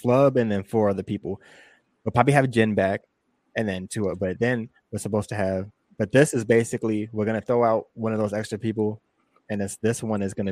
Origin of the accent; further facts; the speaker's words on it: San Diego, California, United States; we're from San Diego